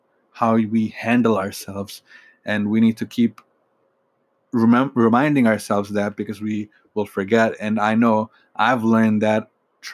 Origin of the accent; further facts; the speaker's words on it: Michigan, United States; I'm from Michigan